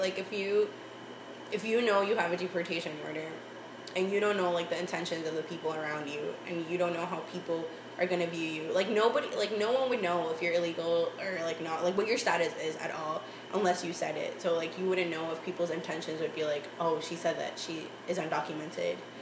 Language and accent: English; Boston, Massachusetts, United States; first language Spanish; English is a second language; also born or lived in Tegucigalpa, Honduras; growing up in East Boston though, like I still felt like I kept a lot of my like my Spanish and my culture